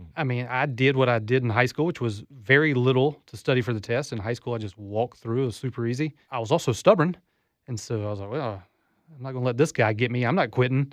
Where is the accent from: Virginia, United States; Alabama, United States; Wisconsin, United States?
Alabama, United States; Southeast; moved away as an adult; also born or lived in Japan; now in Florida, United States; I grew up in Southeast Alabama